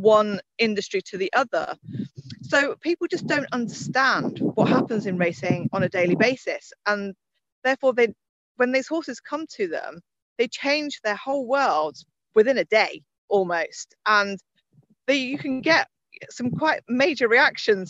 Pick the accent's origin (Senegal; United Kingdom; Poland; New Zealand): United Kingdom; Suffolk, East of England; I grew up in Suffolk, not too far away from Newmarket